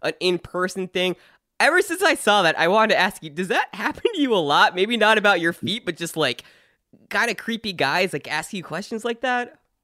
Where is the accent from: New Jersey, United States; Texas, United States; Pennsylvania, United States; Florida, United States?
New Jersey, United States; I'm from New Jersey